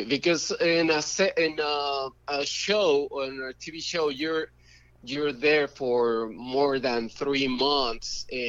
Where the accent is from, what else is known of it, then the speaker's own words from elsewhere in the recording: Mexico City, Mexico; Yes. I'm from Mexico City.